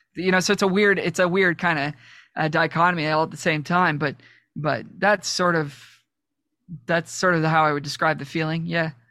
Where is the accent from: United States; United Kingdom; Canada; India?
Canada; Toronto, Ontario; I'm from Toronto